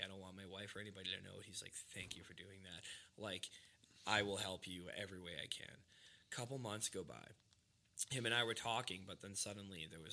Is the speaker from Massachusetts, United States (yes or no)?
yes; Hanson, Massachusetts, United States; I'm from Boston, like, Massachusetts. He's like, what part? I'm like, like, you probably never heard of it. He goes, try me. And I said, Hanson